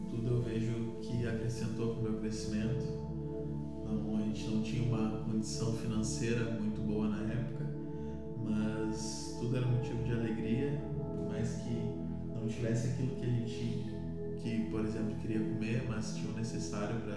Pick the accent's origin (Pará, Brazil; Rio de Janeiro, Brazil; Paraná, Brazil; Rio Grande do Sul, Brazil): Rio Grande do Sul, Brazil; born or raised there